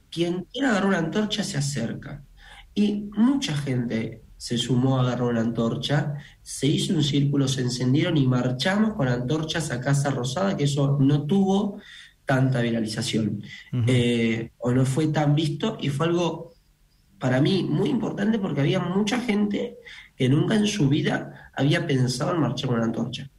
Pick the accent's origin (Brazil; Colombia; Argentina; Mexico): Argentina; somos argentinos